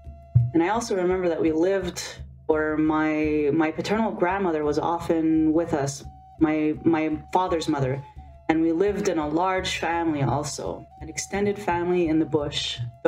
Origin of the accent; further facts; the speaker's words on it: Mistissini, Quebec, Canada; English is a second language; I'm come from a long way. I came a long way. I'm from Great Lake Mistissini. That's where I was born in the bush. It was a pride for me to say that because I was born in the bush in a tent.